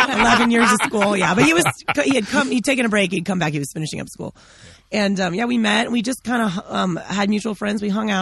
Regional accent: Moscow, Idaho, United States; also born or lived in Ellensburg, Washington; They moved here with Crusade when I was one. So effectively, I've been here my whole life.

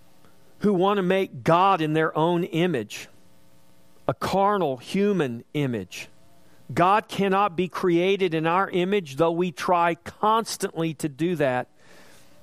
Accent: United States; we were born in a quote-unquote Christian nation?

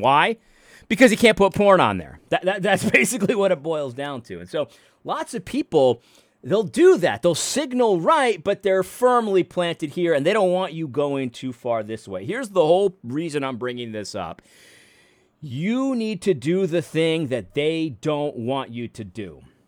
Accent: New England, United States; I grew up in New England

